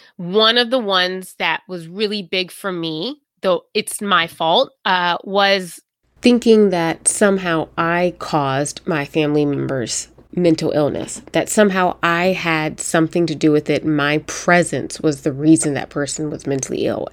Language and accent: English; the South, United States; moved away as an adult; now in New England, United States; I grew up in the South